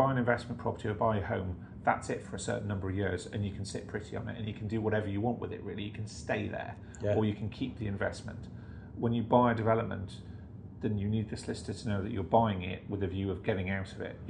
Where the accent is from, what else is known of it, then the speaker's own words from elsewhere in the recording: Newcastle, North East England, United Kingdom; I'm from Newcastle.